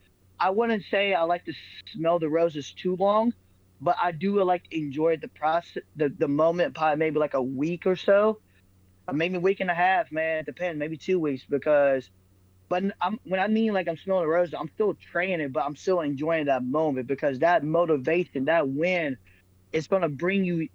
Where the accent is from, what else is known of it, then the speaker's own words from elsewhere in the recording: Middletown, Ohio, United States; getting that win in front of my hometown people, bro, because Middletown to Dayton, Ohio, it's not that far